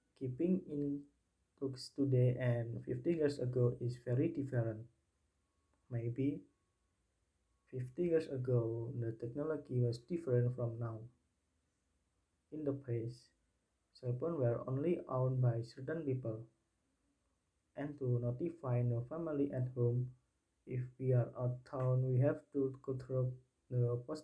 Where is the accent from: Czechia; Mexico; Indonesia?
Indonesia; Central Java; first language Indonesian; English is a second language; moved away; My mother tongue is Indonesian, and I always also talk the regional language, namely Javanese. Besides Indonesian, I also speak Javanese because my area is in Central Java